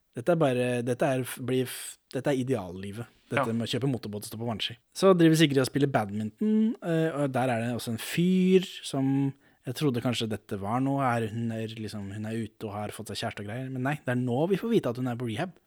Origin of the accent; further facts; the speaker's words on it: Norway; jeg er ikke fra Sverige, jeg er fra Norge